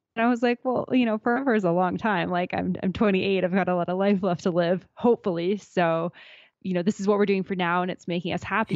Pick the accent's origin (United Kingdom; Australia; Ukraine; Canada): Canada; Alberta; I grew up in Alberta. I grew up not far from Canmore, about an hour east towards Calgary.